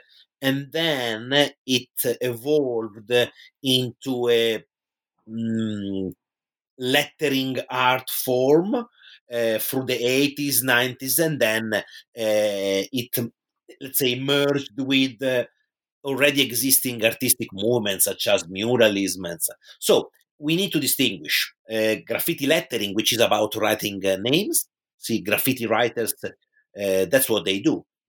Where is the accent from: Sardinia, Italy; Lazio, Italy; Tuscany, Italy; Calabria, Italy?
Tuscany, Italy; Pisa; in my hometown in Tuscany, which is Pisa in Italy